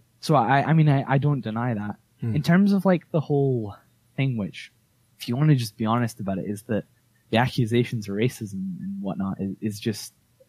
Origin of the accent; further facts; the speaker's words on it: Scotland, United Kingdom; I live in Scotland. I'm from Scotland.